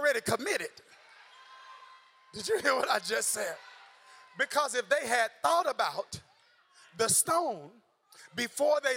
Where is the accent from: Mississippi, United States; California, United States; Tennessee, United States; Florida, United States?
Mississippi, United States; I'm still from Mississippi